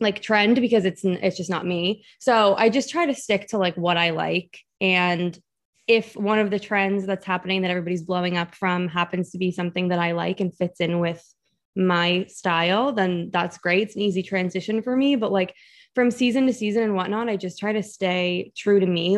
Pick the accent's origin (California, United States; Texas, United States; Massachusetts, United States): Massachusetts, United States; moved away as an adult; also born or lived in New York City; So I'm from Massachusetts and I went to college in New York City.